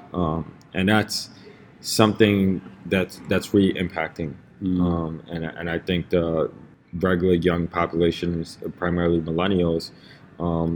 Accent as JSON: {"language": "English", "town": "New York City", "region": "New York", "country": "United States", "tie": "born or raised there", "said": "I grew up in Lower East Side in the 80s, 90s, when it was a very, very heavily drug-infested neighborhood"}